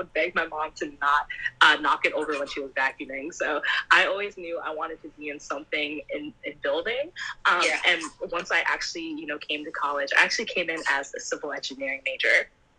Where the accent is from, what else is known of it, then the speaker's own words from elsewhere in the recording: Jamaica; Caribbean, I'm Jamaican, so